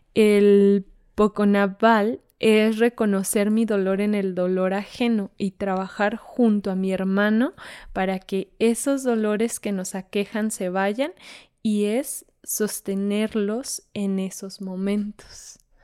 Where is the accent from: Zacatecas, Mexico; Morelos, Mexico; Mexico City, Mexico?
Zacatecas, Mexico; Fresnillo; yo que soy de Fresnillo